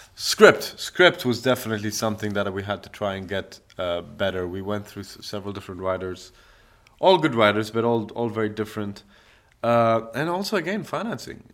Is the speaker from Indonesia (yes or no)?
no; Dubai, United Arab Emirates; also born or lived in London; I'm from the Emirates.